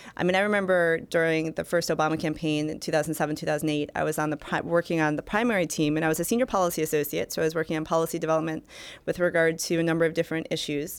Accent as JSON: {"language": "English", "region": "Michigan", "country": "United States", "said": "I worked for Senator Carl Levin, for my home state senator"}